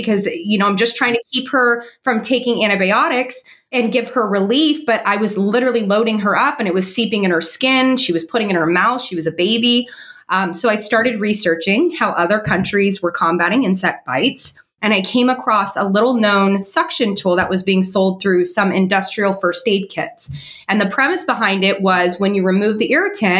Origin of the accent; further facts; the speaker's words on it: California, United States; moved away as an adult; now in South Florida, United States; I grew up in California